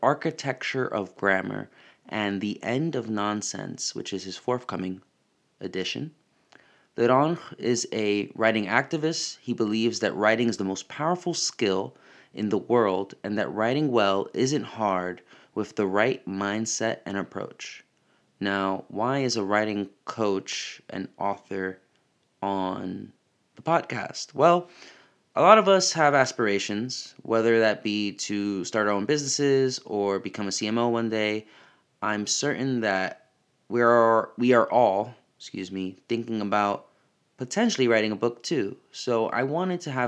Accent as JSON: {"language": "English", "country": "United States", "accent": "American", "said": "my American accent"}